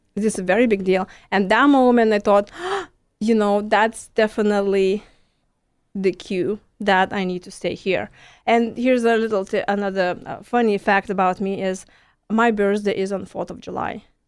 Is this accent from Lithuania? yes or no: yes; Lithuania; first language Lithuanian; English is a second language; moved away as an adult; now in Houston, United States; I'm from Lithuania. It's next to Poland